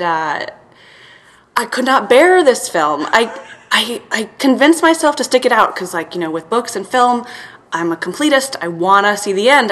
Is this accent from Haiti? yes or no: no; Belgrade, Serbia; moved away; I'm from Serbia, so I saw, would would have seen that in Belgrade, and there's this like um, beautiful old picture house now is closed in our neighborhood there